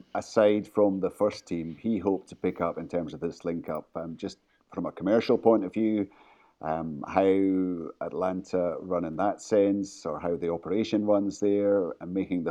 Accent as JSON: {"language": "English", "region": "Scotland", "country": "United Kingdom", "said": "we as Scottish football fans"}